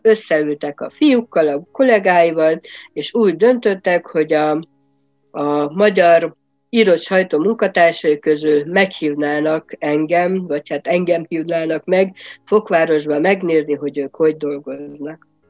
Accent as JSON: {"language": "Hungarian", "town": "Nagymányok", "region": "Tolna", "country": "Hungary", "tie": "born or raised there", "also_born_or_lived": "Kisdorog, Hungary / Szekszárd, Hungary", "moved": "as an adult", "lives_now": "Hesse, Germany", "said": "egy Tolna megyei kisvárosból, nagymányoknak hívják. Aki esetleg arra felé járt, vagy ismerős, az tudja, hogy Pécs és Bonyhát között található ez az aranyos kis város."}